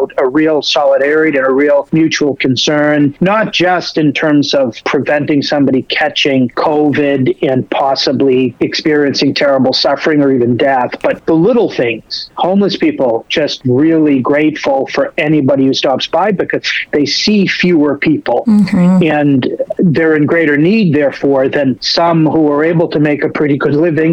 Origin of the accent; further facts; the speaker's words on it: New England, United States; accent: New England; now in New York, United States; my New England accent